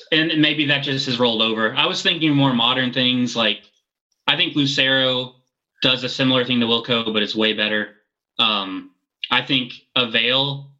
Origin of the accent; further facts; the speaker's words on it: the South, United States; I grew up in the South too.